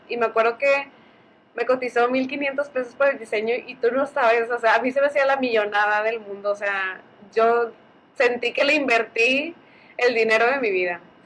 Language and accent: Spanish; Allende, Nuevo León, Mexico; se nota que soy de Allende